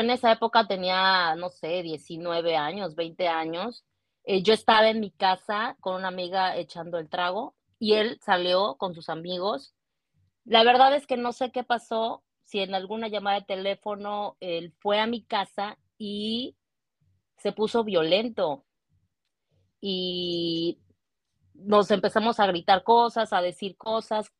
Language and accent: Spanish; Cancún, Quintana Roo, Mexico; also born or lived in Mérida, Yucatán; now in Vancouver, Canada; soy originaria de Mérida, Yucatán, eh, pero desde los dos años viví en Cancún, ahí crecí